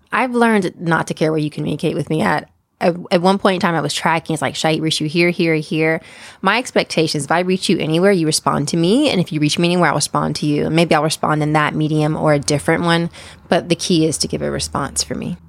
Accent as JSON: {"language": "English", "region": "East Coast", "country": "United States", "moved": "yes", "lives_now": "San Francisco Bay Area, United States", "said": "I'm originally from the East Coast."}